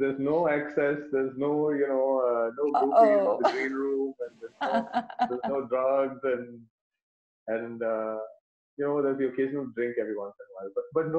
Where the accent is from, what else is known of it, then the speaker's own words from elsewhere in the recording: Dubai, United Arab Emirates; because I grew up in Dubai and we had like one radio channel.